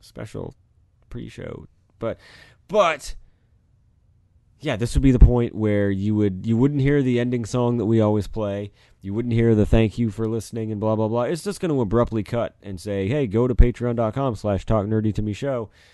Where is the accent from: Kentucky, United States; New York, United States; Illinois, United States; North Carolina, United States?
Kentucky, United States; we're from Kentucky